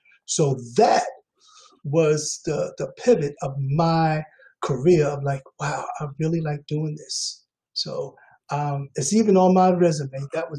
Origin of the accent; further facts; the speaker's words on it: New York City, New York, United States; I'm from New York. I'm from Queens, New York, St. Albans, Queens, or Hollis, as everyone would know it by.